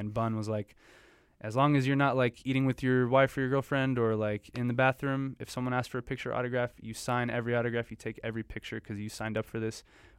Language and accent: English; Houston, Texas, United States; now in Los Angeles, United States; This has pretty much been all Houston music as a tribute to my hometown.